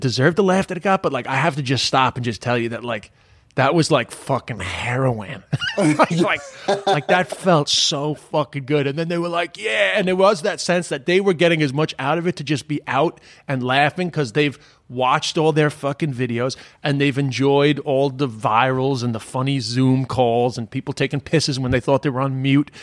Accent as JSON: {"language": "English", "region": "New York", "country": "United States", "moved": "as an adult", "lives_now": "Ireland", "said": "I'm from Queens"}